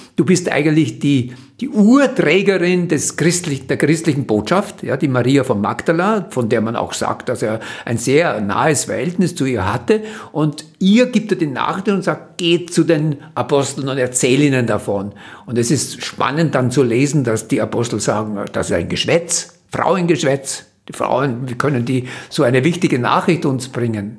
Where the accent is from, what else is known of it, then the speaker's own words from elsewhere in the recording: Vienna, Austria; habe in Wien studiert, das Gymnasium gemacht